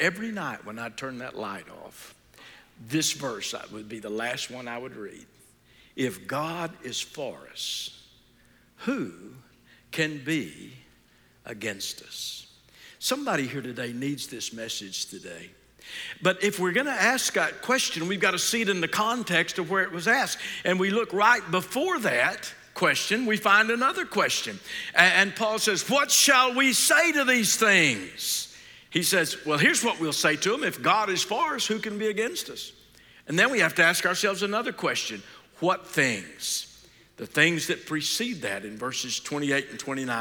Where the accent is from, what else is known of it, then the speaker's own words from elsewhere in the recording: Fort Worth, Texas, United States; I grew up in Fort Worth.